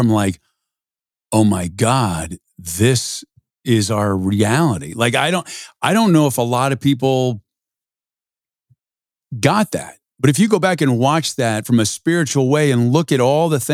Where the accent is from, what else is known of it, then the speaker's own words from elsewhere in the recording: San Diego, California, United States; I grew up in San Diego